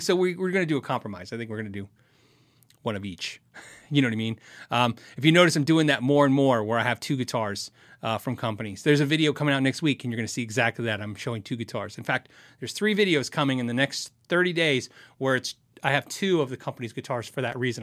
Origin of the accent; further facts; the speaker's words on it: United States; I'm so American